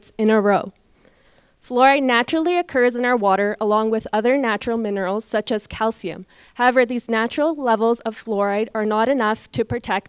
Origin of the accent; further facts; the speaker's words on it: Calgary, Alberta, Canada; I was born and raised in Calgary